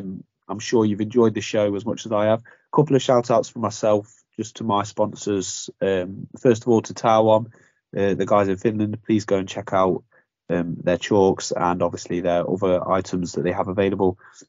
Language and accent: English; Burton upon Trent, West Midlands, United Kingdom; I'm a Burton Albion fan because I'm from Burton.